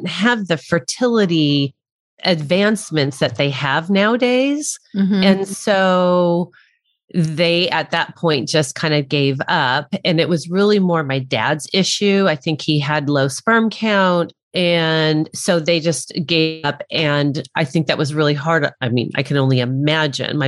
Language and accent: English; El Monte, California, United States; also born or lived in Arcadia, California; I was born in Arcadia, California, and my parents lived in the city south of that in El Monte.